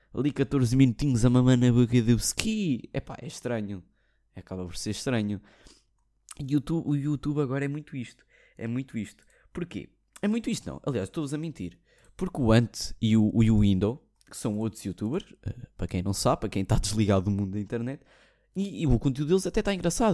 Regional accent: Portugal; sou português, não sou russo, não sou brasileiro, sou português

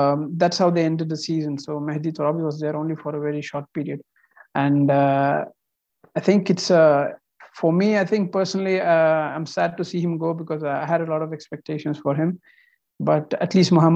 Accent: Qatar; I'm actually from India, but I was born and raised in Qatar

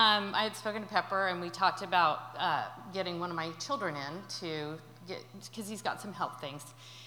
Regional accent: Utah, United States; I'm from Utah, and I'm just here for the weekend to visit.

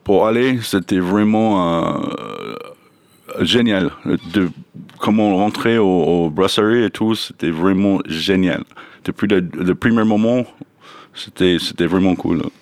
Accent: Mojave Desert, southern California, United States; French is a second language; moved away; je viens de la Mojave Desert, dans le sud de Californie.

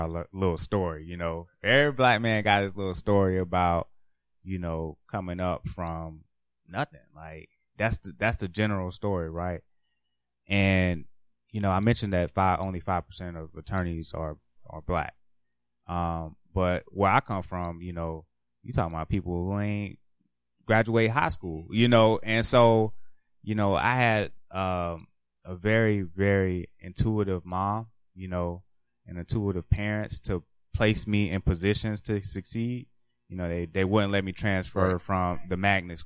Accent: Jacksonville, Florida, United States; now in Washington, D.C., United States; I'm from Jacksonville

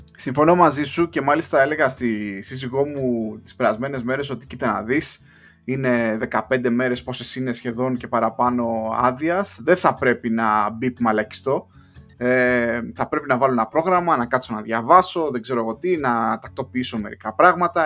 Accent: Greece; moved away as an adult; also born or lived in Luxembourg; now in London, United Kingdom; εμεί οι Έλληνε

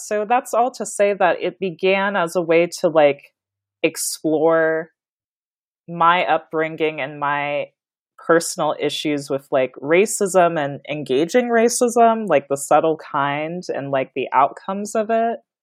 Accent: Kansas, United States; I was born and raised in Kansas

